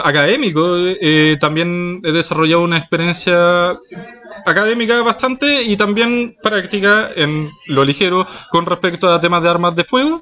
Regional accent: Chiloé, Los Lagos, Chile; first language Spanish; now in Santiago, Chile; yo soy de Chiloé, la, isla grande del archipiélago, entonces sí, de, ahí provengo

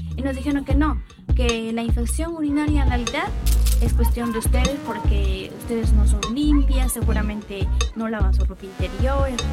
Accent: Abancay, Apurímac, Peru; now in Ica, Peru; Yo vengo de originaria de Apurima, Abancay, de la Sierra Sur del Perú

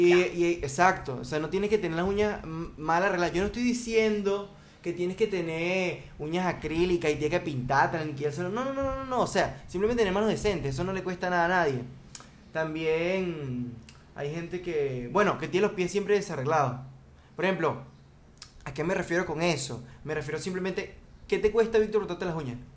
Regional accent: Venezuela; now in Dominican Republic; yo soy venezolano, pero yo, yo, yo vivo aquí, ¿verdad? En República Dominicana

